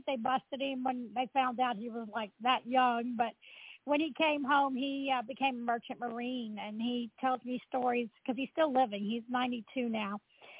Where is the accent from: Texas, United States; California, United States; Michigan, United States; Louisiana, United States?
Louisiana, United States; New Orleans; I actually grew up about 10 blocks from where the World War II Museum is located, right there near the Irish Channel, between the Central Business District and what we refer to as the Irish Channel near the Mississippi River.